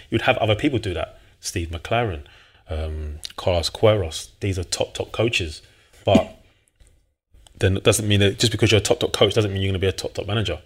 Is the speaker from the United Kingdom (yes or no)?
yes; London, United Kingdom; also born or lived in Blackheath, London / Manchester; I'm from South East London, New Cross originally.